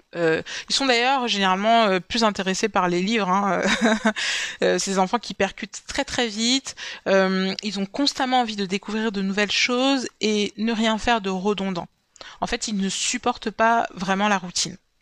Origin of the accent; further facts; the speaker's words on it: Cameroon; mon pays d'origine, le Cameroun